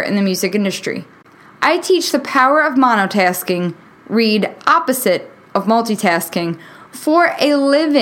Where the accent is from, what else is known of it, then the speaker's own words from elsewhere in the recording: New York, United States; moved away as an adult; now in Nashville, United States; Being born and raised in New York